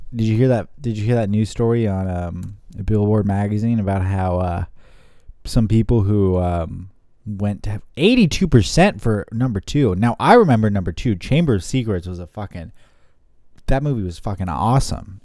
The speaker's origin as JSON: {"language": "English", "town": "San Jose", "region": "California", "country": "United States", "tie": "born or raised there", "moved": "yes", "said": "my hometown in San Jose"}